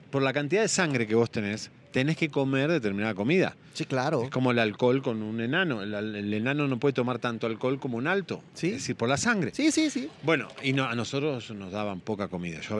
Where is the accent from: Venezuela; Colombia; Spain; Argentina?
Argentina; moved away; also born or lived in Miami, United States / Puerto Rico / Los Angeles, United States / Mexico; yo soy un sobreviviente porque digo, inmigré muchas veces de Argentina, Miami, Miami, Puerto Rico, Puerto Rico, Los Ángeles, en México viví varias veces.